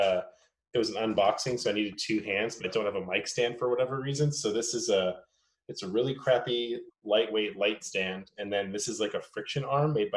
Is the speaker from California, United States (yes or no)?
yes; San Francisco Bay Area, California, United States; moved away as an adult; also born or lived in Oakland; now in Los Angeles, United States; I'm from the San Francisco Bay Area. So I actually grew up, you know, 15 minutes from San Francisco my entire life